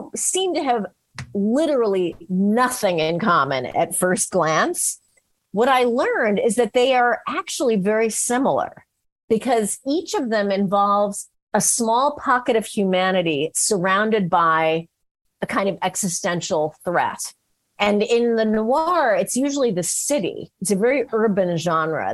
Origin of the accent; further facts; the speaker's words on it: San Francisco, California, United States; I was from San Francisco